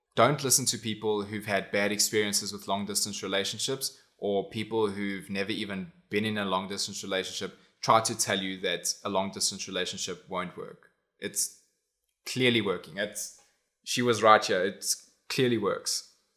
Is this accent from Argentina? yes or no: no; South Africa; also born or lived in United States; I au paired in America, but I'm from South Africa.